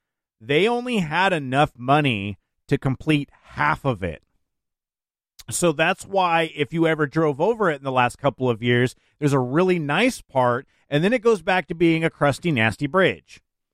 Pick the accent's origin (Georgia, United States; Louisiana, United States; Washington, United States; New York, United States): Washington, United States; University Place; University Place.